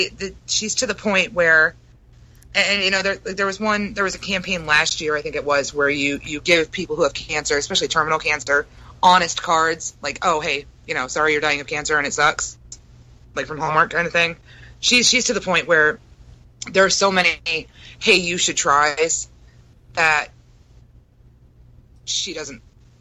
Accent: Brooklyn, New York, United States; I'm from Brooklyn.

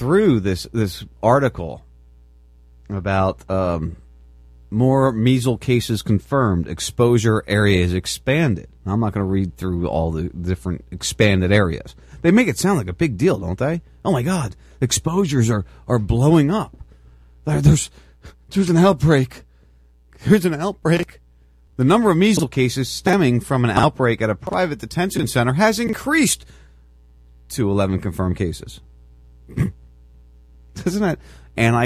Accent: Lumberton, New Jersey, United States; moved away; my hometown, from where I used to live and work

